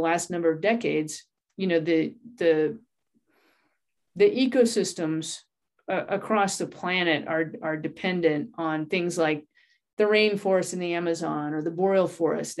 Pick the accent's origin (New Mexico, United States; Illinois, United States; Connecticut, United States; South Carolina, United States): New Mexico, United States; moved away as an adult; also born or lived in Southern Colorado; now in Santa Fe, United States; My background is I grew up in New Mexico, and then I ended up managing a ranch in Southern Colorado for about 16 years